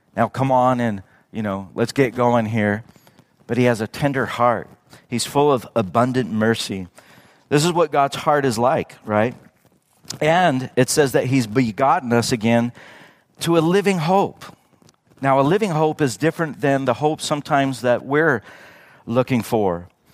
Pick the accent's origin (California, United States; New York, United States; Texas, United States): California, United States; Redlands; born or raised there; now in Yucaipa, United States